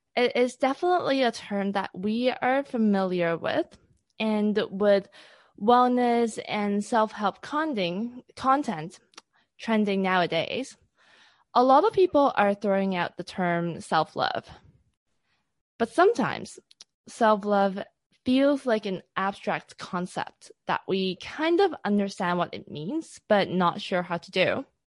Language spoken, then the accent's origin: English; Hong Kong; So I come from Hong Kong, from a very typical Asian family.